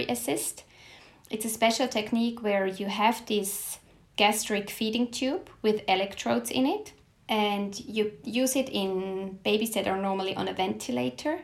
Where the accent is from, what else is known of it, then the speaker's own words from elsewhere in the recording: Switzerland; moved away as an adult; also born or lived in Basel, Switzerland; now in Stockholm, Sweden; I was born in Switzerland and attended medical school at the University of Basel.